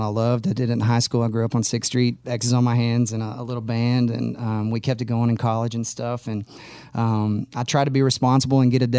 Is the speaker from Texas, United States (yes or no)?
yes; Austin, Texas, United States; Born and raised in Austin, Texas. I actually never lived anywhere else till I moved here.